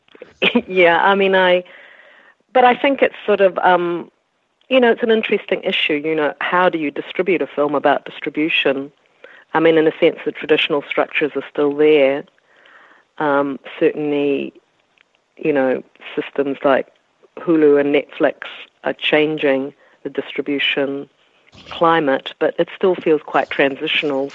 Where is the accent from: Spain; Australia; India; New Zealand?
New Zealand; as a New Zealander